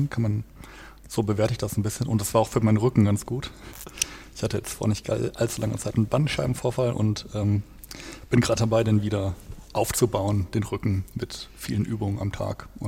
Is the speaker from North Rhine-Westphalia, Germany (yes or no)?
yes; Detmold, North Rhine-Westphalia, Germany; den habe ich auch in der Kirchengemeinde gemacht, in meiner Heimatstadt, wo ich herkomme, in Detmold.